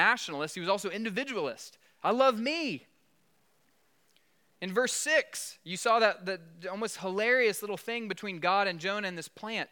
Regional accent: South Alabama, United States; I grew up in South Alabama, LA, Lower Alabama

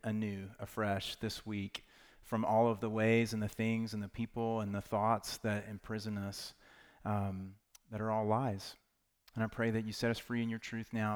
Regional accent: Knoxville, Tennessee, United States; I'm from Knoxville, Tennessee, so big Vol fans.

